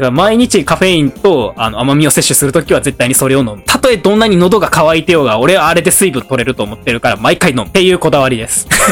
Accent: Awaji Island, Hyogo, Japan; moved away as an adult; also born or lived in Kyoto; 僕、淡路島出身なんですけど

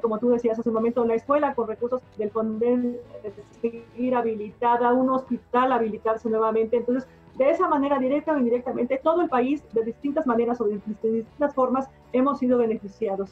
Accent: Mexico; somos los mexicanos

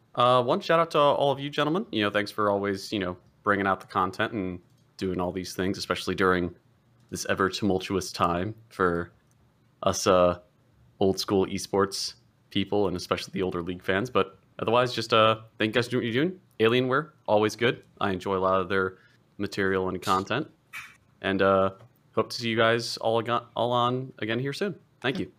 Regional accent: Ohio, United States; now in Portland, United States; I'm originally from Ohio

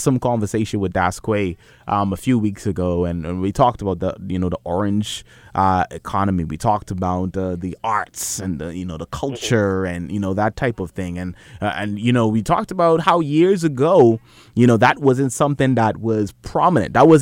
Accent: Bahamas; we're from the Bahamas

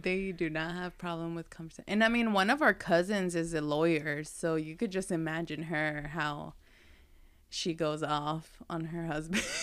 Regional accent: Lexington, United States; growing up in Lexington, which it was a lot of Latin

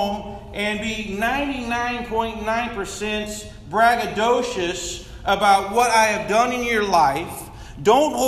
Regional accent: Midwest, United States; I'm from the Midwest.

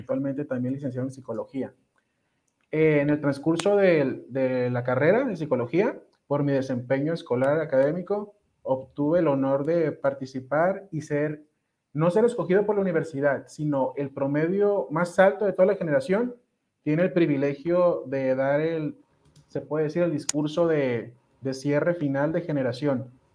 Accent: Ensenada, Baja California, Mexico; Yo soy originario de Ensenada, Baja California

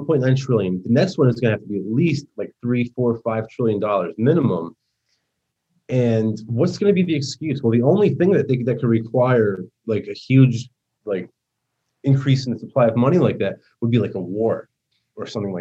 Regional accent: New Jersey, United States; accent: New York; moved away as an adult; now in Florida, United States; Jersey. I grew up like 5 minutes outside Manhattan. And I lived there my whole life.

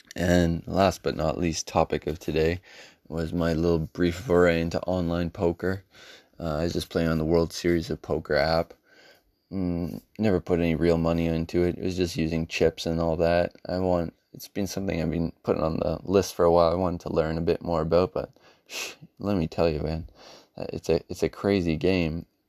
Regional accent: Canada; born or raised there

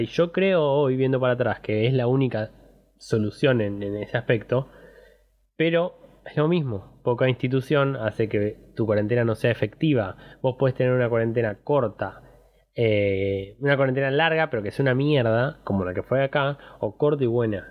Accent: Argentina; nosotros, digo, en general argentino, se cría en crisis

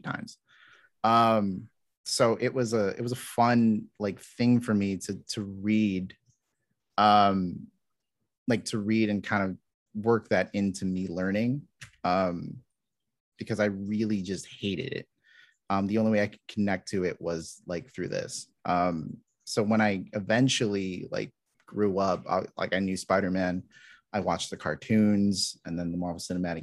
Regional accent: Los Angeles, California, United States; I grew up in parts

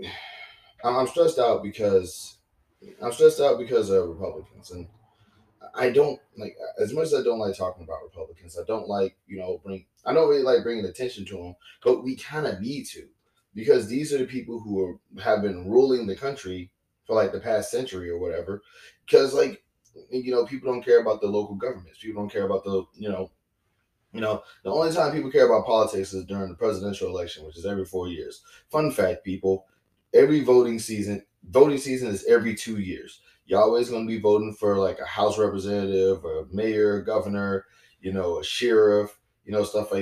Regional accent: the South, United States; I'm from the South

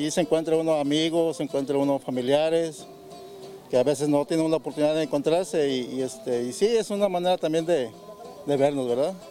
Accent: Villa de Álvarez, Colima, Mexico; Somos de Villa Álvarez, Colima

